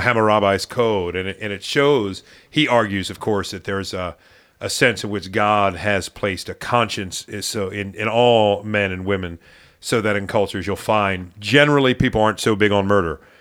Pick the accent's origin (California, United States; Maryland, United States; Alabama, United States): Maryland, United States; growing up in Maryland